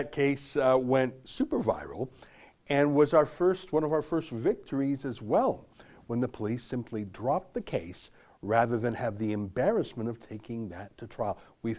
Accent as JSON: {"language": "English", "country": "Canada", "said": "as we are Canadian and we're headquartered here."}